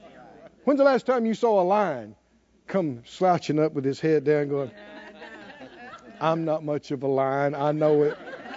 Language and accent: English; the South, United States; You know, we grew up in the South and in the woods and nature